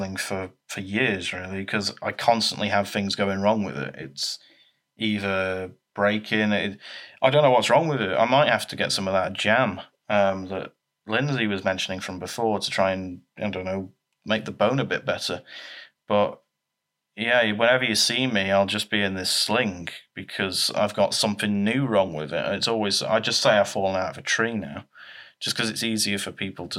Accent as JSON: {"language": "English", "town": "Leeds", "region": "Yorkshire and the Humber", "country": "United Kingdom", "tie": "born or raised there", "said": "I was born in Leeds"}